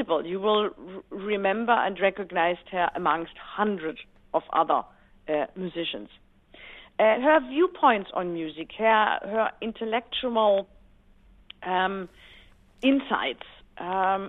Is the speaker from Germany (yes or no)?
yes; Black Forest, Baden-Württemberg, Germany; I grew up in the Black Forest pretty much being a tomboy with two older brothers